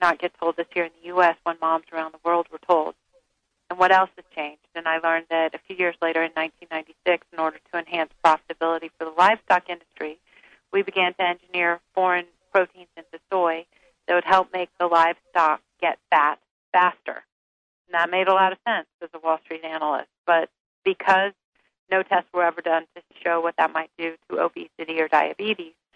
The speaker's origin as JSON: {"language": "English", "region": "the South", "country": "United States", "tie": "born or raised there", "said": "I was raised on Twinkies and Po' Boys in the South"}